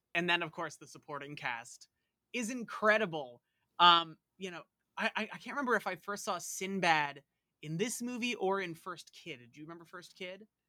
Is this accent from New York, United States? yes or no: yes; Long Island, New York, United States; I'm about as Long Island as it gets